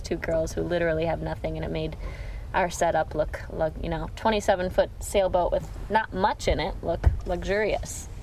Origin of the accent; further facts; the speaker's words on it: Grand Rapids, Michigan, United States; moved away as an adult; also born or lived in California / Colorado; I'm from Grand Rapids, Michigan.